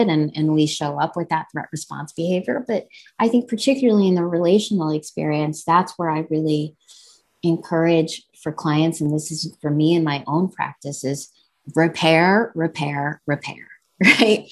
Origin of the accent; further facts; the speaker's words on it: New Jersey, United States; I was born and raised in New Jersey, you know, and my parents are, you know, they're immigrants from India.